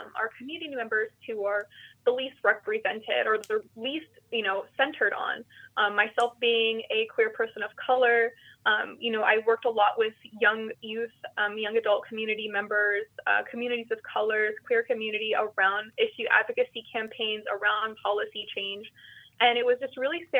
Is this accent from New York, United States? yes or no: no; South Central Valley, California, United States; moved away as an adult; now in Sonoma County, United States; I am originally from the South Central Valley. My parents immigrated from Brazil to this little farm worker town